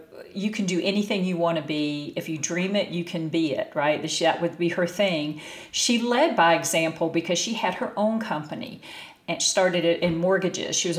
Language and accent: English; North Carolina, United States; moved away as an adult; also born or lived in Bay Area, California; I grew up in North Carolina and did not have a Cinderella childhood